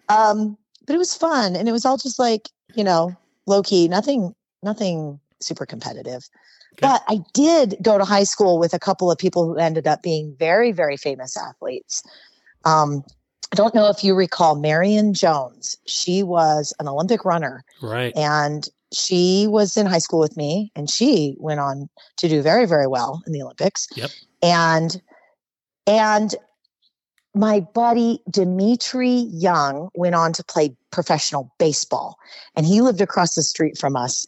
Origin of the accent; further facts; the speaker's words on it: Oxnard, California, United States; moved away as an adult; also born or lived in Hawaii / Utah; now in Las Vegas, United States; I was born and raised in Oxnard, California, which is in Ventura County